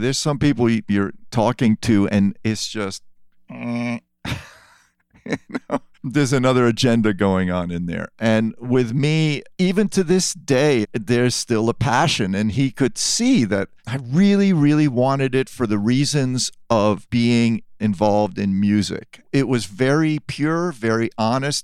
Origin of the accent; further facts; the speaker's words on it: New York City, New York, United States; also born or lived in France; I did grow up in New York from time I was seven